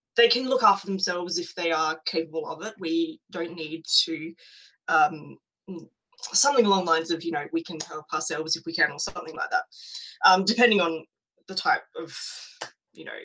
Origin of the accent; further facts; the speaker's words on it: Australia; we come from England